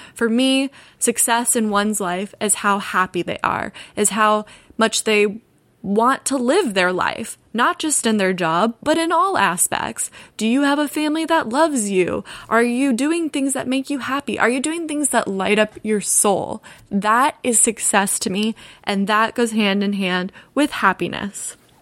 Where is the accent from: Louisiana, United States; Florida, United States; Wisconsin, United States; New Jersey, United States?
Florida, United States; Altamonte Springs; also born or lived in Orlando, Florida; now in Los Angeles, United States; I grew up in Orlando, Florida. More specifically, I grew up in Altamont Springs, Florida